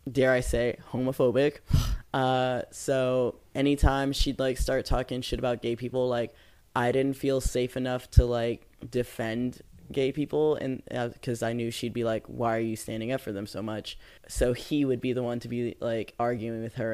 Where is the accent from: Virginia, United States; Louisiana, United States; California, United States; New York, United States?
California, United States; San Diego; I grew up in San Diego.